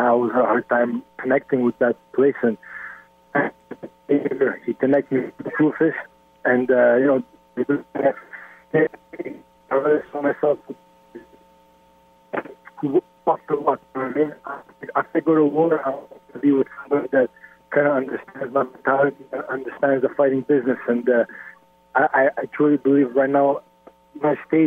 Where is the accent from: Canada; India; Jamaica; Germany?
Canada; in my hometown, in my home country